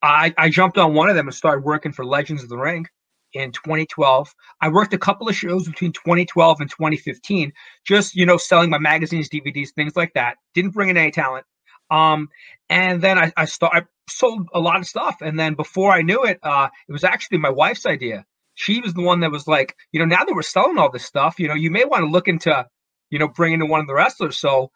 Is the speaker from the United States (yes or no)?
yes; New York, United States; I was born and raised in New York.